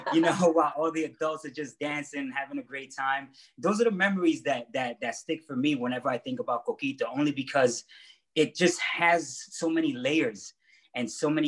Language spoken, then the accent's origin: English; New York City, New York, United States; also born or lived in Ponce, Puerto Rico; I was born in Ponce, Puerto Rico, and raised in Bushwick, Brooklyn.